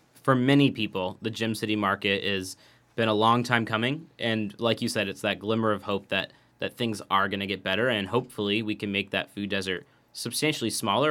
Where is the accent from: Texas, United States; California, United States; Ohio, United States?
Ohio, United States; Yellow Springs; I actually remember very distinctly, I grew up in Yellow Springs and clearly a different situation